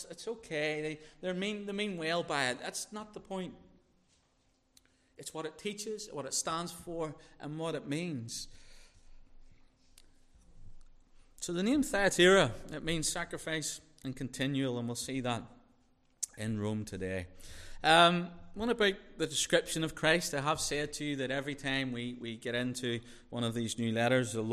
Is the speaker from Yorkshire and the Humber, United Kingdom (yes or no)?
no; Northern Ireland, United Kingdom; I'm from Northern Ireland.